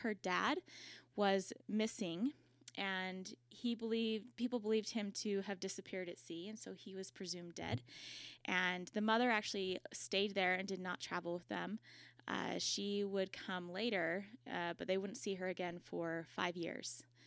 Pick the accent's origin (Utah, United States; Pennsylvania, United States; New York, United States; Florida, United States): Utah, United States; I'm from Utah